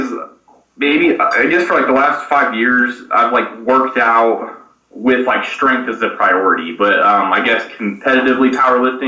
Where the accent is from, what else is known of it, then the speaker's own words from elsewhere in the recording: Lubbock, Texas, United States; from Lubbock, Texas